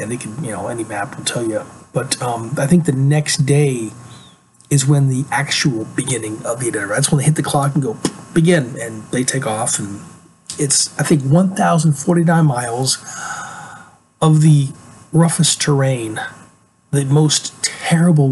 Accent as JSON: {"language": "English", "region": "Alaska", "country": "United States", "tie": "born or raised there", "said": "I'm originally from Alaska. I grew up there. I got there when I was really, really young. I got there earlier than I can remember. And so I consider myself an Alaskan."}